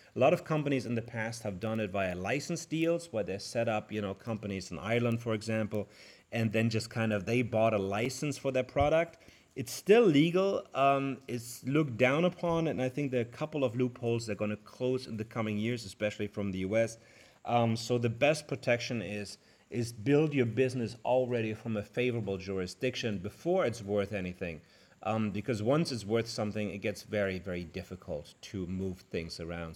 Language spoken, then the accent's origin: English; Germany; I come from Germany